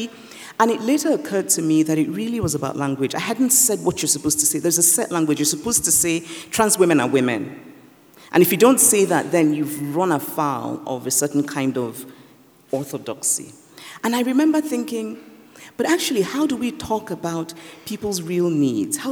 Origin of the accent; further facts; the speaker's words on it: Nigeria; growing up in Nigeria